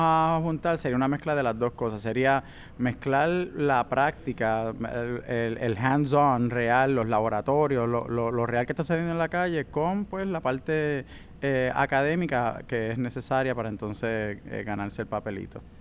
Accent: Puerto Rico; somos puertorriqueños

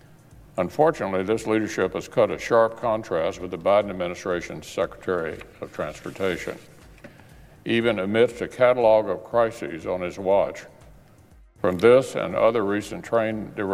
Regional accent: Kentucky, United States; there were some initial concerns in my home state of Kentucky about possible impacts since we are downriver.

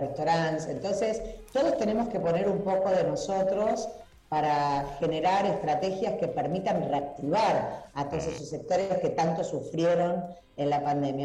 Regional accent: Rosario, Santa Fe, Argentina; somos rosarinos y rosarinas, claro. somos santafesinos y santafesinas

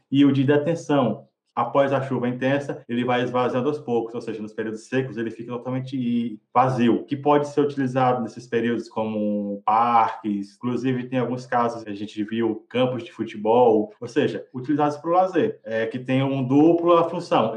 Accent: interior of Maranhão, Brazil; sou do interior do Maranhão

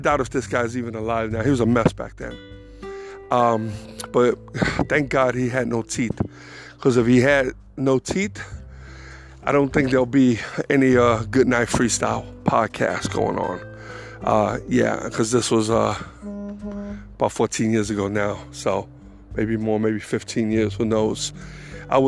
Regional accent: New York City, New York, United States; moved away as an adult; now in North Carolina, United States; I was born and raised in the Bronx, so was Angel, but it was time to go

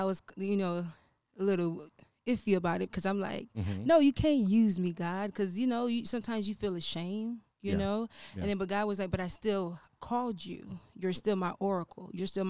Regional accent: Fort Lauderdale, Florida, United States; I was born and raised in Florida.

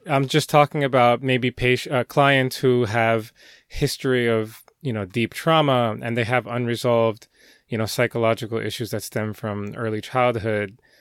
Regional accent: Elizabeth, New Jersey, United States; moved away as an adult; now in New York, United States; I grew up in Jersey for most of my life. Um, in fact, Elizabeth

